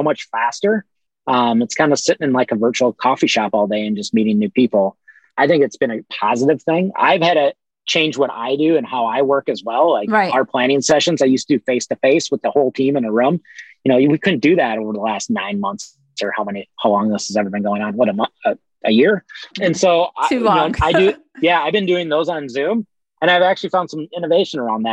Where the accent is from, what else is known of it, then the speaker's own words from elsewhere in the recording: Midwest, United States; now in Los Angeles, United States; I'm from the Midwest